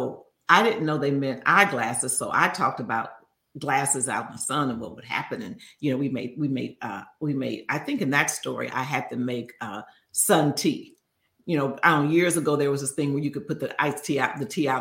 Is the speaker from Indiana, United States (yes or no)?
no; Chicago, Illinois, United States; growing up in Chicago